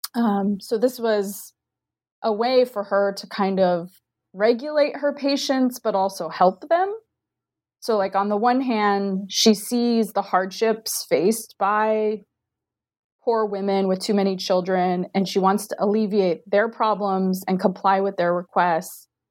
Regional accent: Diamond Bar, California, United States; moved away as an adult; also born or lived in Maryland / Central Virginia; now in Virginia, United States; am from Diamond Bar, California, which is a suburb of Los Angeles

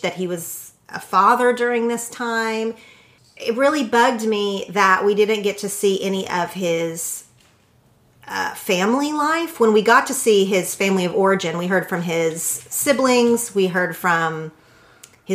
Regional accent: Oklahoma, United States; now in Los Angeles, United States; I grew up in Oklahoma where there was no professional basketball team

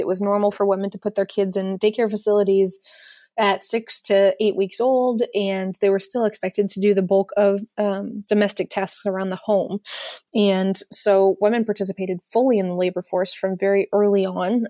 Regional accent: United States; as an American

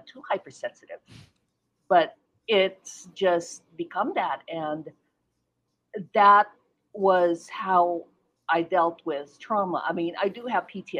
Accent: Philippines; now in United States; I was born in the Philippines, so when I moved here to the U.S.

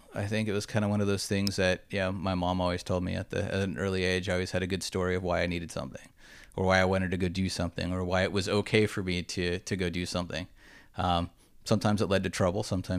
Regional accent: Huntington Beach, California, United States; moved away as an adult; also born or lived in Dana Point / Tucson / Los Angeles; So I'm from Orange County, just an hour and 20 minutes north. Grew up in Huntington Beach and then Dana Point, and went away for school for 4 years in Arizona, University of Arizona, so down in Tucson.

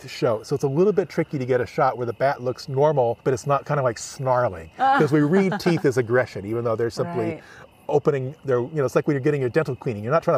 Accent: Los Angeles, California, United States; I grew up in Los Angeles along the Los Angeles River.

